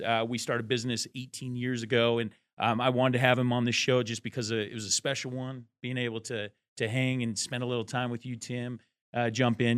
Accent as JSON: {"language": "English", "region": "Eastern Washington", "country": "United States", "said": "We're from Washington State"}